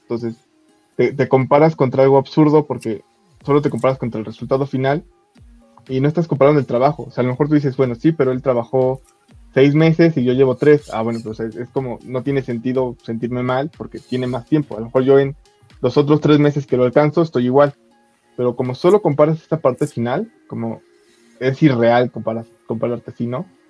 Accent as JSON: {"language": "Spanish", "country": "Mexico", "said": "como buen mexicano"}